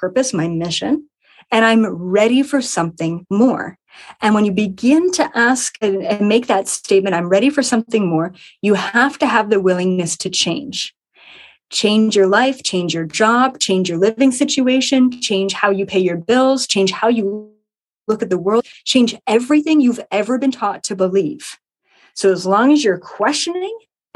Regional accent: Ontario, Canada; a 10-acre property in Ontario, Canada, where I am from

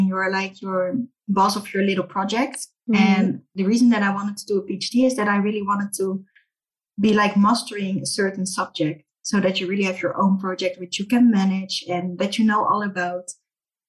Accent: Rotterdam, South Holland, Netherlands; I'm Dutch, born and raised in Rotterdam

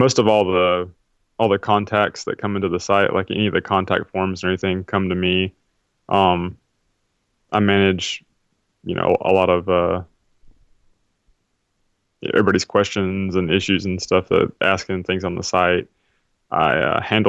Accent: South Carolina, United States; where I grew up in South Carolina here, we used to go out on the lake a lot

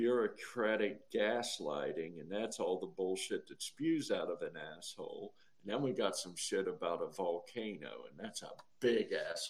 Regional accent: United States; I'm an American

